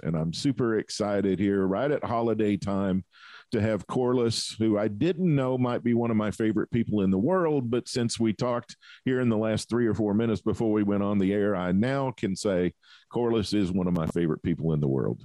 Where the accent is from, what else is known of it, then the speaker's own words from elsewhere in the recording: southern United States, United States; I'm from the southern part of the United States where 30 above zero is cold.